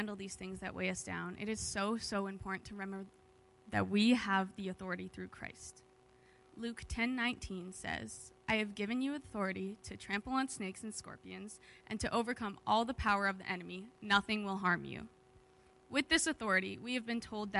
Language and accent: English; Alberta, Canada; moved away as an adult; now in Kamloops, Canada; I'm from Alberta, and most of my family's in Alberta right now